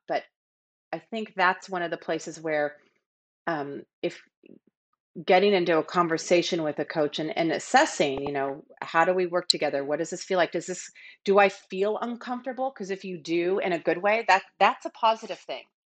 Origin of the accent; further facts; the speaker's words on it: Seattle, Washington, United States; I grew up in Seattle